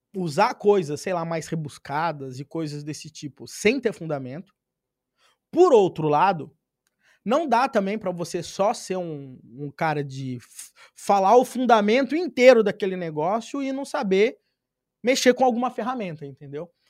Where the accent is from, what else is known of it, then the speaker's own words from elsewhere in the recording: Pirapora do Bom Jesus, São Paulo, Brazil; nasci numa cidade de 15 mil habitantes